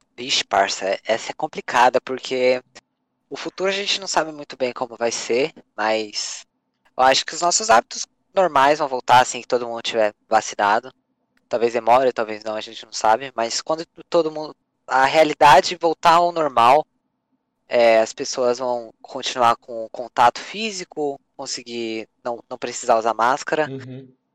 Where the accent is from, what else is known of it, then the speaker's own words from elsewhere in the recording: São Paulo, Brazil; eu nasci na zona norte de São Paulo, sou paulista.